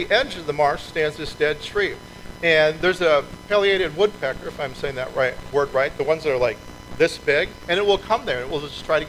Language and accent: English; Minnesota, United States; moved away; I grew up in Minnesota